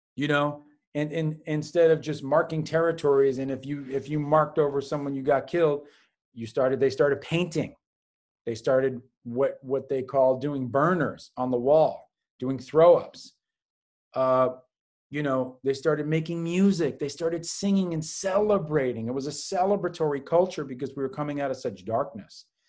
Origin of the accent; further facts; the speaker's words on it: New York City, New York, United States; I was a latchkey kid growing up on the Upper West Side, what we like to call the Upper Best Side of New York City